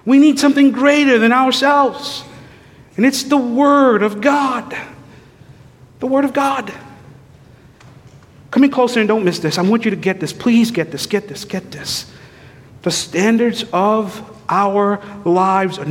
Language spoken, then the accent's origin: English; St. Lucia; I was raised in St. Lucia